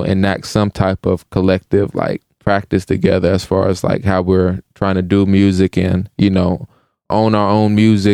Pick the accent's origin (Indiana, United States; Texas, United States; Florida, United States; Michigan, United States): Indiana, United States; Evansville; moved away as an adult; we grew up in Evansville together